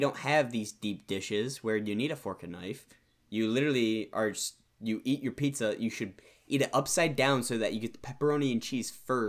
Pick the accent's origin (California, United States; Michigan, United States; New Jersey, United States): Michigan, United States; We are not from Chicago. We are from the Midwest of Michigan.